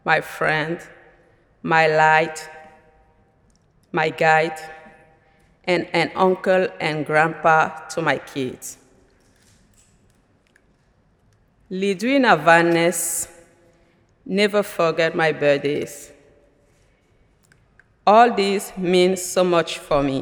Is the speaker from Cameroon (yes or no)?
yes; Cameroon; moved away as an adult; now in United States; I am originally from Cameroon in Central Africa, but now I belong to USA. Since March 15, 2015.